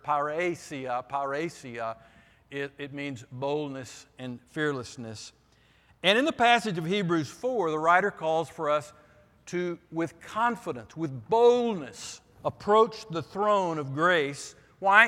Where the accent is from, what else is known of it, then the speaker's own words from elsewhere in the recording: Vernon, Texas, United States; moved away; in my church when I was growing up in Vernon, Texas.